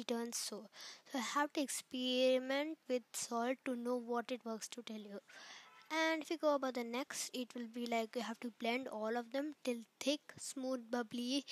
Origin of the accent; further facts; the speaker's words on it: Chennai, Tamil Nadu, India; I was raised in Chennai and I'm a Tamil